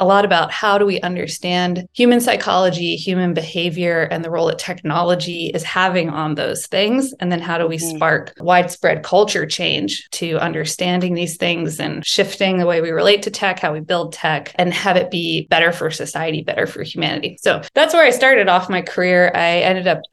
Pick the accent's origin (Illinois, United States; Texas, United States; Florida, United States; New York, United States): Texas, United States; I grew up in Texas